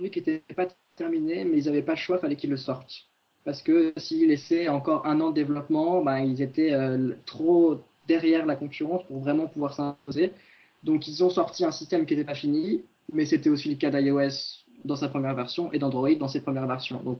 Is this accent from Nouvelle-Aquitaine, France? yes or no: no; Orléans, Centre-Val de Loire, France; Je viens de ma petite campagne. D'origine, je suis originaire.